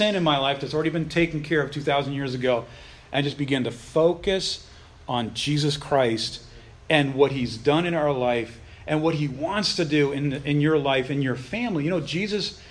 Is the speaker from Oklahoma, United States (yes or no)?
no; Boston, Massachusetts, United States; also born or lived in Baltimore; now in Texas, United States; I'm originally from Boston